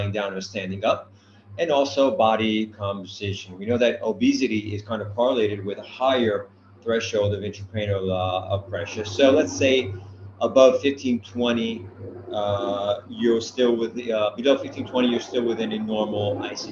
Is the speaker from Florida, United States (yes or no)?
no; New Jersey, United States; now in Brescia, Italy; I don't speak English because I'm from New Jersey